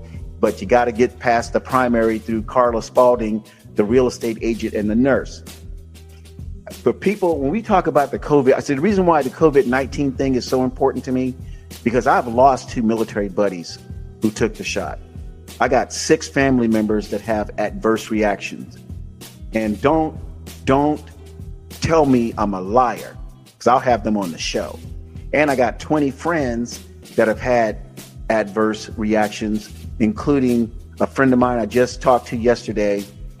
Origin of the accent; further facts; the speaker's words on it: Tampa, Florida, United States; also born or lived in Miami, Florida; when I grew up in Tampa, I was the only guy on the block that had the messed up family.